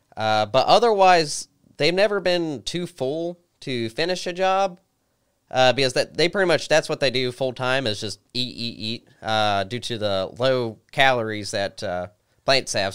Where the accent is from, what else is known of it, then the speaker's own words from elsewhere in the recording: Christiansburg, Virginia, United States; I was born and raised here in Christiansburg.